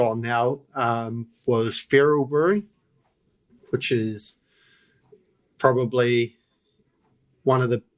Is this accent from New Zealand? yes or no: yes; New Zealand; moved away as an adult; now in Australia; I was born in New Zealand. My granddad is from Yorkshire. I've been living in Australia 9 years now, so I do see myself as an Australian now